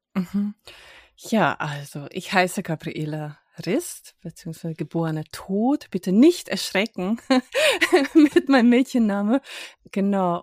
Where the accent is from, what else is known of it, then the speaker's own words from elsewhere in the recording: Hungary; moved away; ich komme ursprünglich aus Ungarn